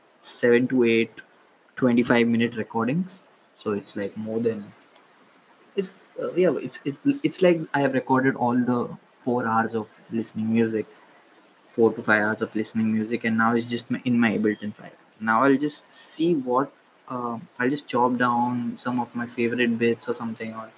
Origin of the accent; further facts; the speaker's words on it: Maharashtrian community, Maharashtra, India; I was born in India. I was raised in a Maharashtrian community. I still stay in a Maharashtrian community.